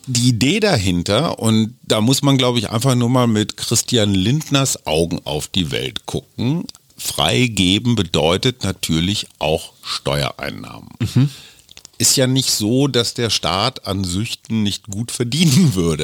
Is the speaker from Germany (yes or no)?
yes; Germany; Ich darf als Deutscher da auch rein